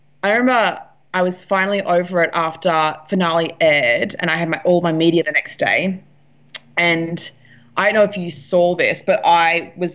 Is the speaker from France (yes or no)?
no; Brisbane, Queensland, Australia; I'm from Brisbane, and I went down to Sydney to stay with my friend